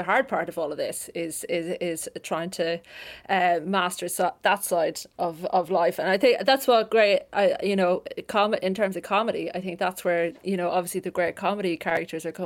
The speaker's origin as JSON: {"language": "English", "region": "the Midlands of Ireland", "country": "Ireland", "tie": "born or raised there", "said": "I grew up in the Midlands of Ireland, in a lovely place, with my mum, my dad, and my two brothers."}